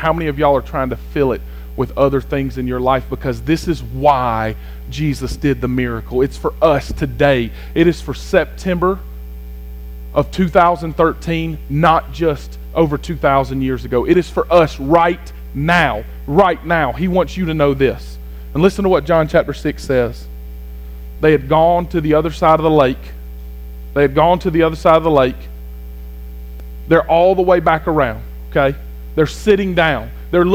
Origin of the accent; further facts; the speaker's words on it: United States; I'm an American